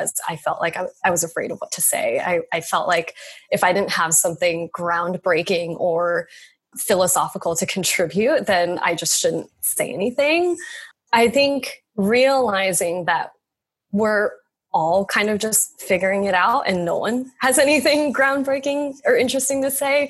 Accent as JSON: {"language": "English", "town": "Reno", "region": "Nevada", "country": "United States", "tie": "born or raised there", "also_born_or_lived": "Salem, Oregon", "moved": "yes", "said": "I'm from Reno, or my childhood is in Reno"}